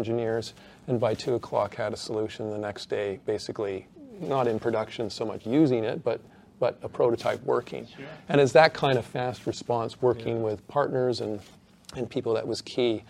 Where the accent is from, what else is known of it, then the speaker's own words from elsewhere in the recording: Canada; now in Australia; as the Canadian